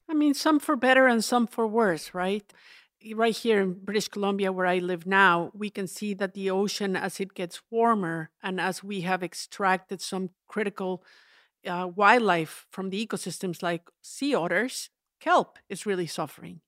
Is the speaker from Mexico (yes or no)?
yes; Mexico; I grew up in the Central Mountains in the, what's known as the volcano ring